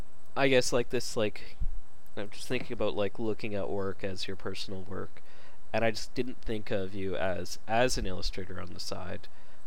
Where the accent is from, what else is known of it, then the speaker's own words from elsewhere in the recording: Canada; I'm Canadian.